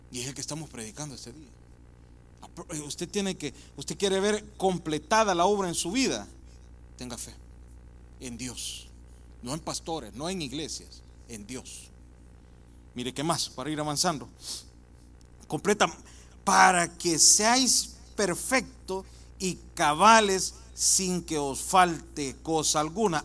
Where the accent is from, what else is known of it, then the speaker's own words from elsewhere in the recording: El Salvador; moved away; yo soy del Salvador, mirábamos Canal 2, 4 y 6 y decía en El Salvador